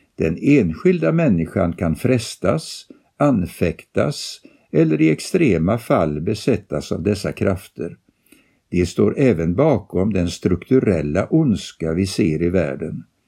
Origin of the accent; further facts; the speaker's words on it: France; now in Sweden; Under min uppväxt i Frankrike på 80-talet och början av 90-talet